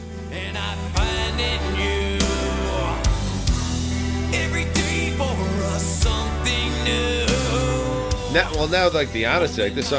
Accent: New York, United States; we grew up in New York in the 80s

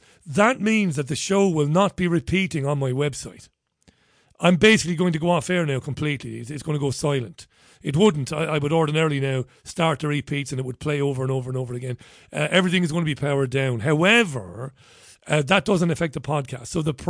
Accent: Ireland; As an Irishman, I'm proud of what you and Gemma done.

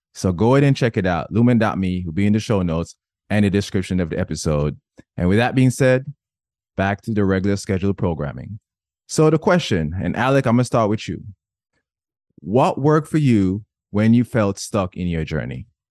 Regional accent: Jamaica; I was born and raised in Jamaica

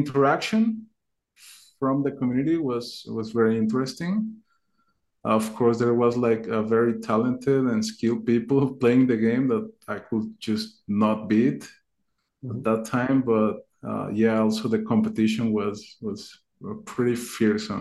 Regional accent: Mexico; I'm from Mexico

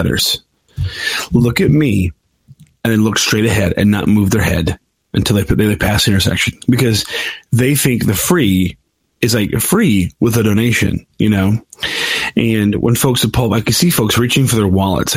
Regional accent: United States; as an American, a citizen of the new empire

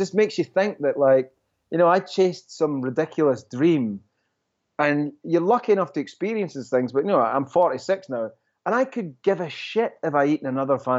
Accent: Scotland, United Kingdom; now in New York, United States; I'm Scottish

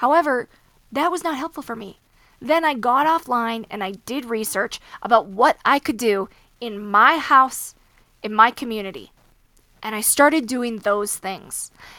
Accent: Midwest, United States; So I grew up with horses, right? I grew up in the Midwest. I grew up riding

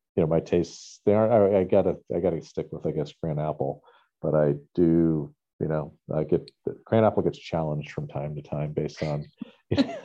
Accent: New Hampshire, United States; growing up in New Hampshire

